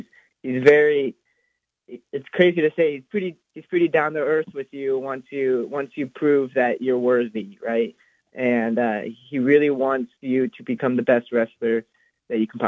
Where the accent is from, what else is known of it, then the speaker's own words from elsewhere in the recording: Omaha, Nebraska, United States; now in Buies Creek, United States; back home in Omaha